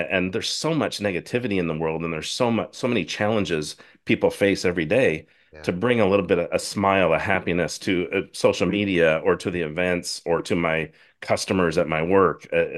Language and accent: English; Washington, United States; I grew up in Northern Washington State, and we had Canadian channels, TV channels is what we got on our antenna.